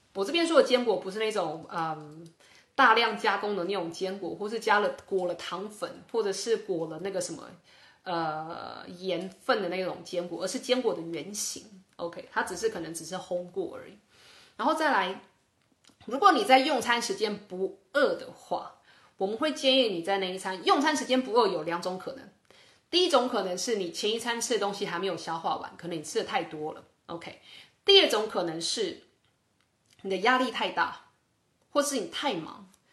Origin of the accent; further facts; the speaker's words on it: Taiwan; 这是我小时候在台湾一个中医师教我的